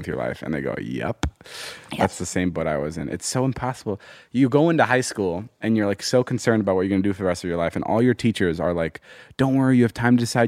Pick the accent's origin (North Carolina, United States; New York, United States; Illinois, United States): Illinois, United States; moved away as an adult; also born or lived in Slovakia / Ohio; now in Los Angeles, United States; we lived there till I was like in the fourth grade. And then I moved to Illinois